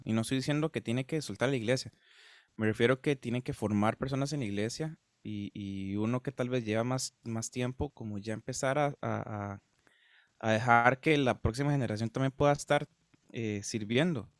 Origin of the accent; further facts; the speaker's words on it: Guápiles, Limón, Costa Rica; soy de Costa Rica, soy de una parte que se llama Guapiles